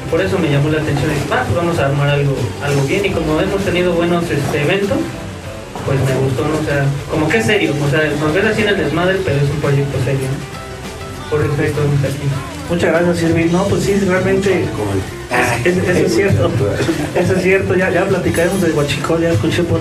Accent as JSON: {"language": "Spanish", "town": "Toloyucan", "region": "Hidalgo", "country": "Mexico", "said": "Soy de Toloyucan."}